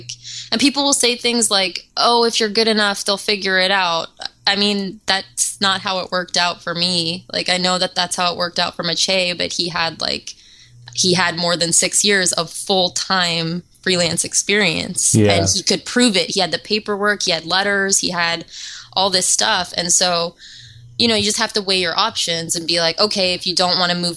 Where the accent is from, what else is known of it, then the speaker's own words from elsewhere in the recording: Canada; moved away as an adult; also born or lived in Halifax; now in United States; I'm Canadian